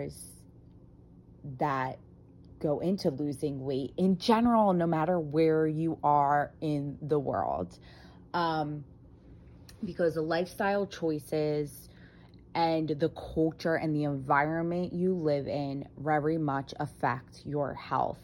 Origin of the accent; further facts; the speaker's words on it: United States; brought up in, you know, the culture of an Italian living in America